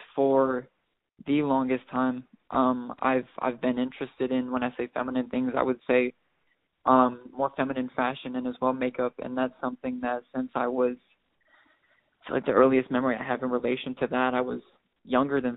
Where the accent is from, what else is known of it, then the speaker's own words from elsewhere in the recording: Wisconsin, United States; also born or lived in Milwaukee; growing up in Wisconsin